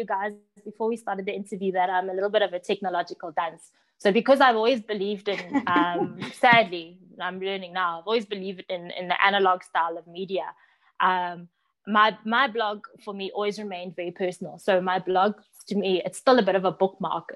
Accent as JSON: {"language": "English", "town": "Johannesburg", "region": "Gauteng", "country": "South Africa", "tie": "born or raised there", "said": "growing up in Johannesburg, my parents had a bottle store in an area called Vosloorus"}